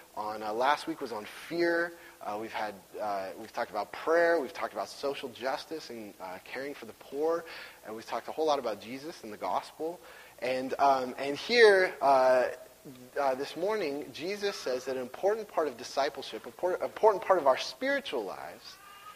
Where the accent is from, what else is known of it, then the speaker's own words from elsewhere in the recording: Washington, United States; I'm from Washington.